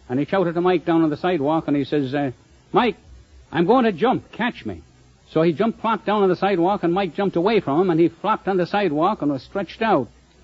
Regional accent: Roscommon, Connacht, Ireland; moved away as an adult; I'm from Roscommon on the banks of the Shannon in the west part of Ireland.

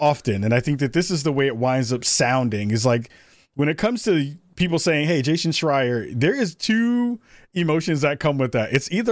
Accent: New York, United States; me as a New Yorker

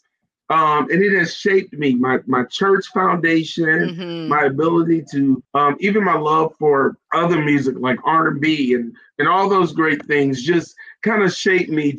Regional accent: South Carolina, United States; I am from South Carolina. I'm a Carolina guy, and I'm so excited to be from South Carolina

